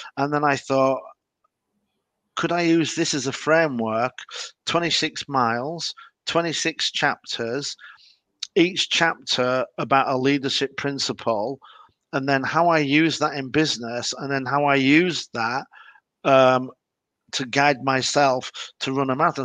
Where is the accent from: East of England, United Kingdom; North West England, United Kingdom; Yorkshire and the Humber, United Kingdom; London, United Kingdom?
Yorkshire and the Humber, United Kingdom; Leeds; I'm from Leeds. We hate Manchester United.